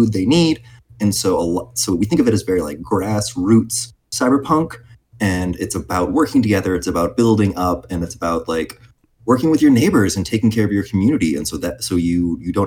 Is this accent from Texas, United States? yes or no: yes; Arlington, Texas, United States; moved away as an adult; now in Chicago, United States; Cameron and I originally grew up in Texas, right in the DFW area, so right in Arlington